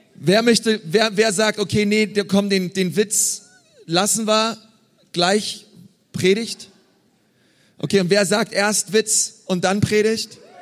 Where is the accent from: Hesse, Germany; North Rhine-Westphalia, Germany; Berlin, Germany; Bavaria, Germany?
Berlin, Germany; Ich bin in Berlin groß geworden.